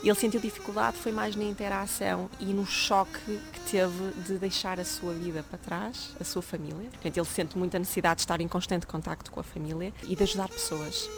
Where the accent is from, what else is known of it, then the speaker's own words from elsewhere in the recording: Fátima, Centro, Portugal; eu sou de Fátima